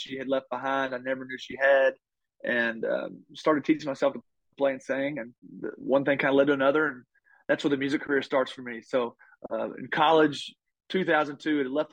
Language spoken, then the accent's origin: English; Taylorsville, Kentucky, United States; I grew up in Kentucky, Bluegrass State, grew up in a little town called Taylorsville.